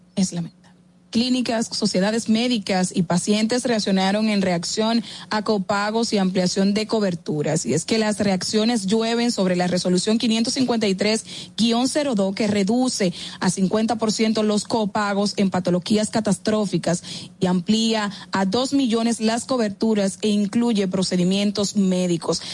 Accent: Dominican Republic; como buenos dominicanos

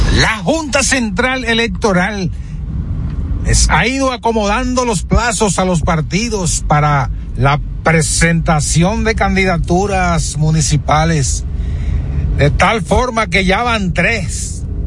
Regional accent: Dominican Republic; somos dominicanos

